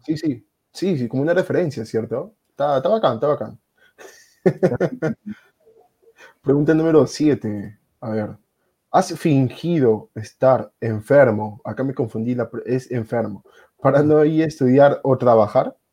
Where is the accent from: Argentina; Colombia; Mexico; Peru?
Peru; yo soy peruano